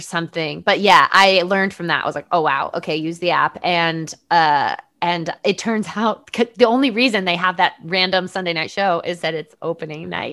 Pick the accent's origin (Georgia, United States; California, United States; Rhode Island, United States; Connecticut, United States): Connecticut, United States; I grew up in Connecticut, you know, close, close-ish to Sandy Hook